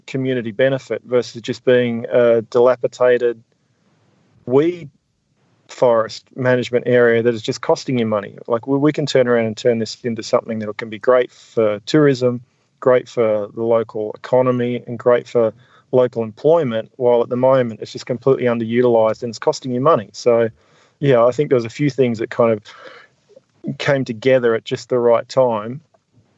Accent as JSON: {"language": "English", "region": "Tasmania", "country": "Australia", "tie": "born or raised there", "said": "growing up in Tassie"}